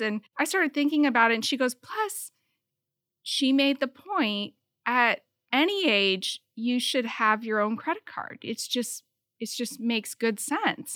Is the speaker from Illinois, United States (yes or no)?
no; Michigan, United States; also born or lived in South Bend, Indiana; I was born in South Bend, Indiana, and I moved to Michigan when I was two. I grew up in a farm town, very small, rural, uh, community.